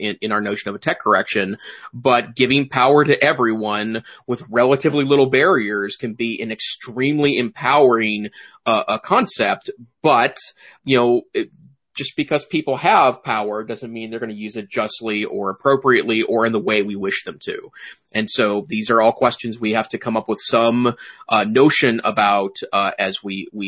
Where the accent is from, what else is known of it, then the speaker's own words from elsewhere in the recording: Great Falls, Montana, United States; also born or lived in Missoula, Montana; I taught briefly in my hometown, Great Falls, Montana